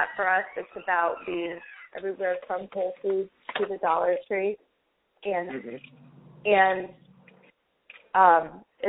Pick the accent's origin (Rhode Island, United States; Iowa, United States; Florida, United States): Rhode Island, United States; I'm from Rhode Island